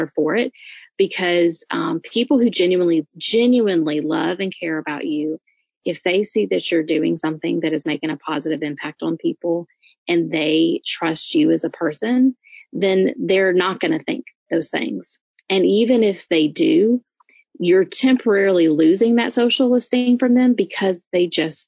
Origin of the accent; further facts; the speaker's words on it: Louisiana, United States; I'm from Louisiana, so, you know, I'm used to crazy crap food